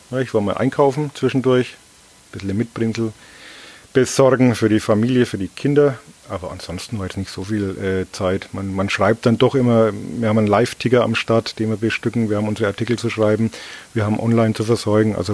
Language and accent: German; Bavaria, Germany; Also ich bin ja aus Oberfranken und da sagt man einen Butter.